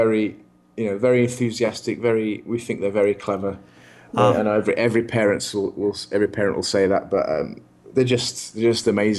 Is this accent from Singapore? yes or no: no; London, United Kingdom; moved away as an adult; I'm originally from London, and I moved up here, must have been about 12 years ago.